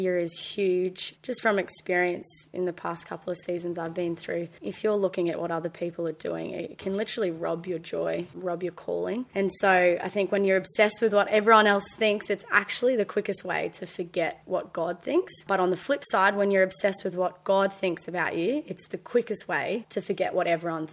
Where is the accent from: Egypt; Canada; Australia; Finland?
Australia; Brisbane, Queensland; also born or lived in Gold Coast; now in Palm Beach, Australia; I grew up in Brisbane, was really blessed to go to a Christian school my whole life, year 1 to year 12.